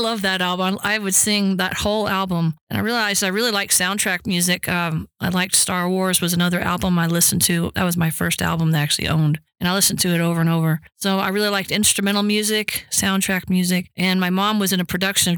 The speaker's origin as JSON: {"language": "English", "town": "Austin", "region": "Texas", "country": "United States", "tie": "born or raised there", "moved": "yes", "lives_now": "Woodland Park, United States", "said": "I'm from Austin, Texas. And my mom loved music and always sang around me as a child"}